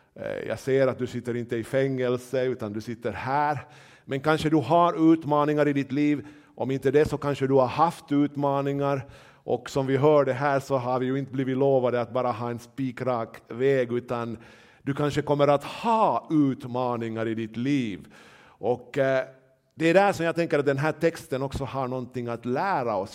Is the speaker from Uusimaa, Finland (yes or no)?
yes; Nyland, Uusimaa, Finland; jag är väl nylänning